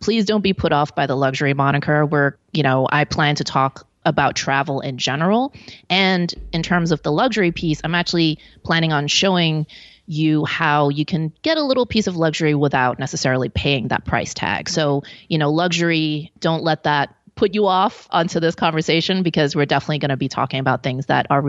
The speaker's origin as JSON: {"language": "English", "country": "Hong Kong", "tie": "born there", "also_born_or_lived": "Belgium", "said": "So I was born in Hong Kong. My father was Belgian. My mom's Hong Kong Chinese."}